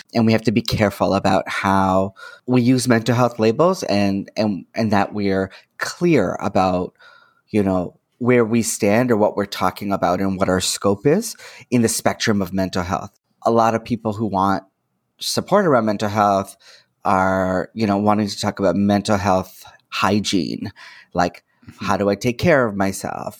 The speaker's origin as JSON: {"language": "English", "town": "Toronto", "region": "Ontario", "country": "Canada", "tie": "born or raised there", "said": "I'm born and raised in Toronto"}